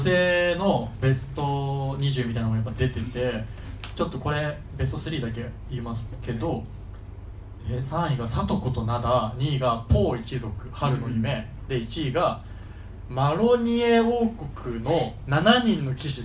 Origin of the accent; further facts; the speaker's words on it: Gifu, Japan; now in Tokyo, Japan; 地元は岐阜なんですけど、その、岐阜で、まだ、あの、東京に来る前の時